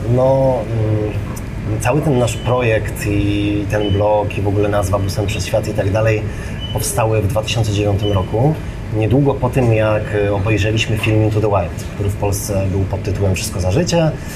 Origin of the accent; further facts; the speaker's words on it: Poland; jesteśmy turystami z Polski